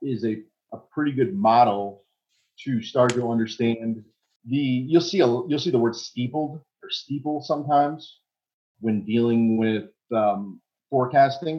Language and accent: English; United States; I'm American